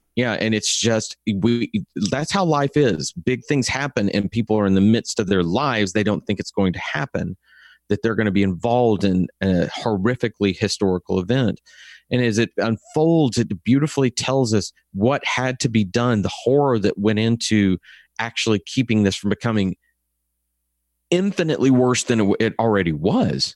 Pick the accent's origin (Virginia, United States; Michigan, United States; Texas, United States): Texas, United States; accent: Texas; my Texas accent is different from other Texas, Texas accents.